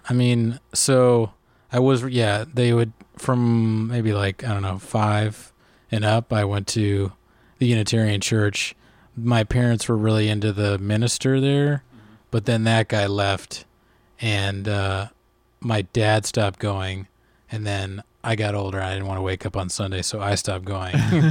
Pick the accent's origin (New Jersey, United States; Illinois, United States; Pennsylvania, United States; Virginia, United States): Virginia, United States; Arlington; also born or lived in Boston; now in Los Angeles, United States; I grew up in Arlington, Virginia.